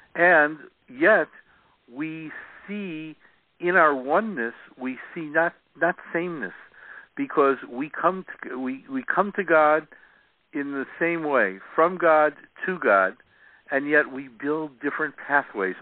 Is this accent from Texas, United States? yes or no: no; Chicago, Illinois, United States; now in San Diego, United States; I grew up in Chicago